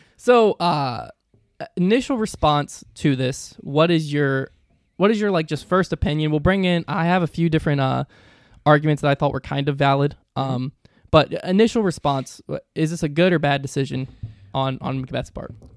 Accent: the South, United States; I'm from the South

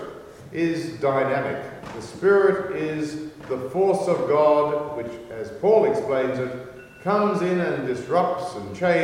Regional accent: Australia; I'm Australian.

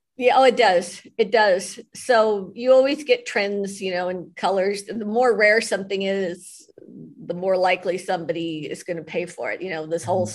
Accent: Los Angeles, California, United States; I grew up in West LA and there were no horses there

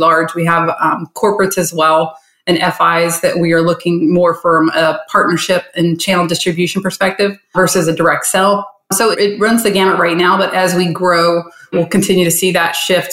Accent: Charleston, West Virginia, United States; moved away as an adult; also born or lived in Miami, Florida; now in Fort Lauderdale, United States; So I grew up in Charleston, West Virginia. I left there when I was 18

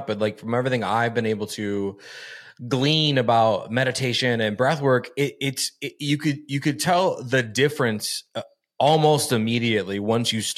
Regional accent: Ohio, United States; I'm from Ohio

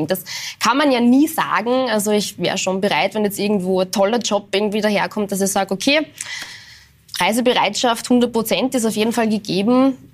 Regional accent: Linz, Upper Austria, Austria; now in Vienna, Austria; Im Herzen werde ich immer die Linzerin sein.

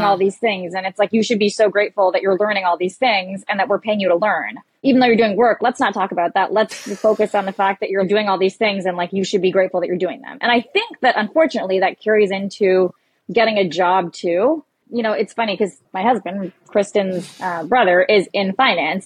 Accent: Canada; moved away as an adult; now in New York, United States; I'm Canadian

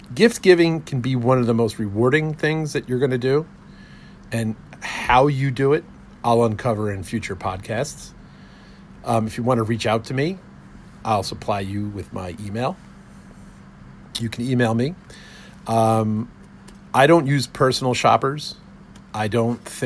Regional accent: New Jersey, United States; growing up in New Jersey

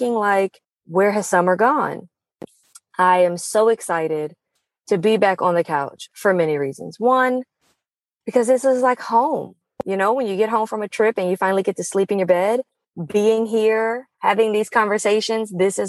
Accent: Pacific Northwest, United States; moved away; the first time I'd visited my hometown since 2015

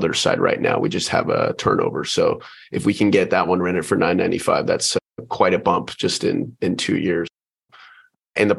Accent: Houston, Texas, United States; moved away as an adult; also born or lived in Pensacola, Florida; now in San Diego, United States; Born and raised in Houston, Texas

